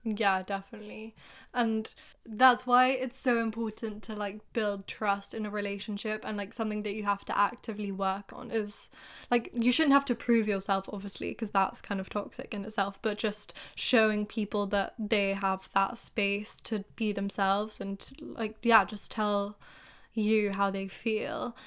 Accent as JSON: {"language": "English", "region": "England", "country": "United Kingdom", "said": "You're making fun of me for being English."}